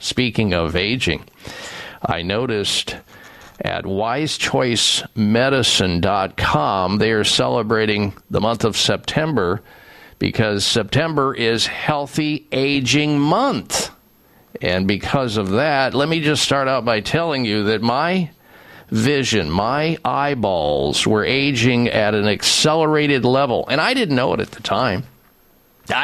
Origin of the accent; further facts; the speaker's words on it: Midwest, United States; They didn't tell me about eating well when I was young, growing up in the Midwest